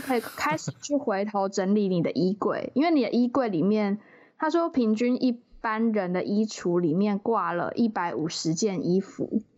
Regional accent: southern Taiwan, Taiwan; 可能我是南部人

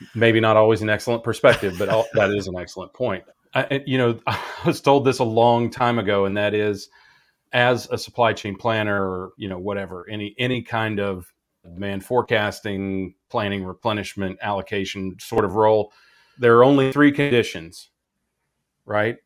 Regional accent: Midwest, United States; moved away; I come from the Midwest

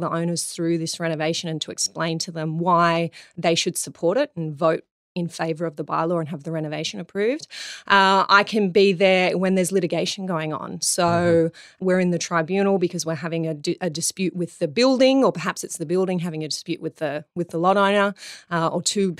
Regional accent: Darlinghurst, New South Wales, Australia; Where are you from? To which I say Darlinghurst.

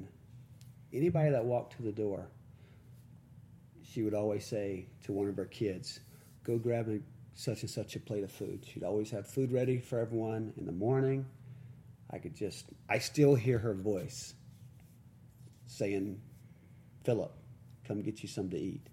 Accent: Jacksonville, Florida, United States; also born or lived in Provo, Utah; I'm originally from Jacksonville, Florida, an area there. Small town called Beggar County, Florida

